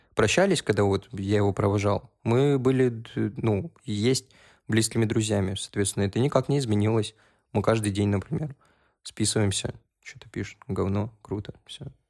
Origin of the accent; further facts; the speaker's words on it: North Caucasus, Russia; also born or lived in Uzbekistan; now in Moscow, Russia; Я из Кавказа